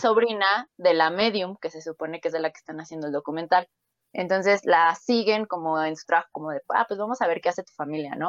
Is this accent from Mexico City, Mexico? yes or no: yes; Mexico City, Mexico; yo soy de la Ciudad de México